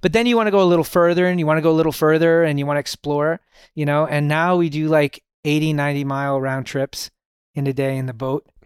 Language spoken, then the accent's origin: English; Toronto, Ontario, Canada; I was born in Toronto, Canada.